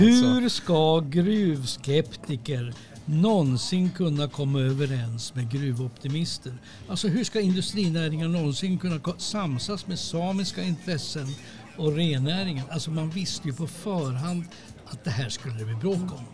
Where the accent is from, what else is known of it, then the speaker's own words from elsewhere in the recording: Sweden; vi är svenskar